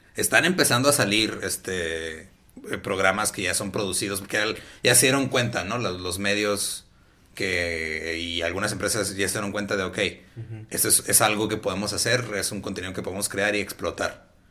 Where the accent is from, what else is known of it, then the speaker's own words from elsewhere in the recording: Ciudad Juárez, Chihuahua, Mexico; la ventaja que tengo de estar en Juárez